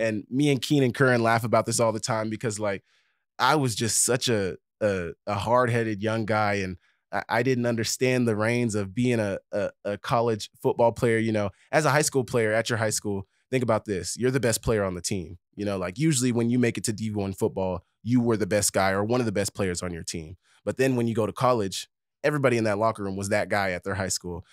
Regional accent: Broken Arrow, Oklahoma, United States; moved away as an adult; now in Missoula, United States; I grew up in Broken Arrow

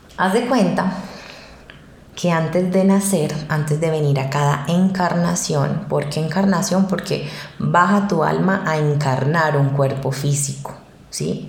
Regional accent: Cali, Valle del Cauca, Colombia; moved away as an adult; now in Medellín, Colombia; yo no soy de Medellín, soy de Cali

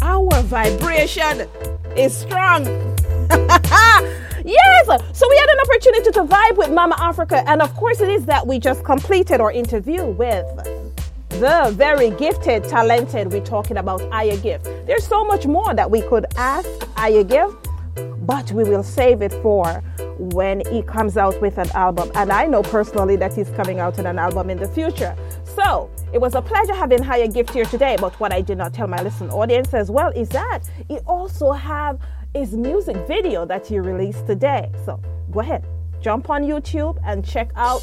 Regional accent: Jamaica; I am Jamaican

